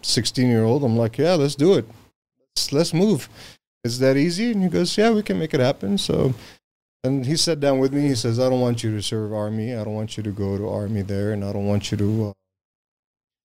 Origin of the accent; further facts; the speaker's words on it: Syria; now in United States; I'm from Syria.